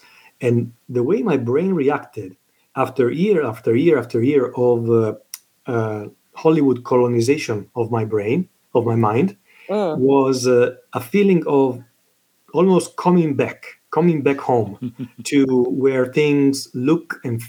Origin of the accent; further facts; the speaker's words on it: Italy; English is a second language; moved away as an adult; also born or lived in London, United Kingdom / Battle Creek, Michigan, United States; now in Los Angeles, United States; I was born and raised in Italy. That's my country. I lived there until I was 19, almost 20. Then moved to London and lived in London for a while, and now I live in sunny Los Angeles.